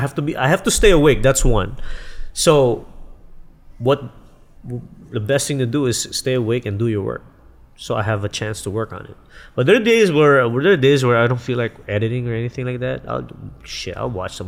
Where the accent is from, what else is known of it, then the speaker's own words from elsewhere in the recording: Philippines; moved away as an adult; also born or lived in San Francisco; I grew up in the Philippines, graduated high school in the Philippines